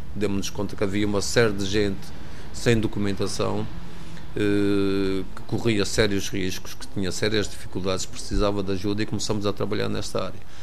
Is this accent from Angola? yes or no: yes; Luanda, Luanda Province, Angola; moved away as an adult; now in Portugal; Sou natural de Luanda, Angola